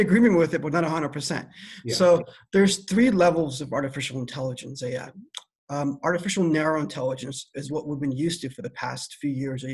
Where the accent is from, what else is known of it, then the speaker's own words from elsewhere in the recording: Iran; also born or lived in East Coast, United States / Midwest, United States; now in California, United States; My background is Iranian. I was born in Iran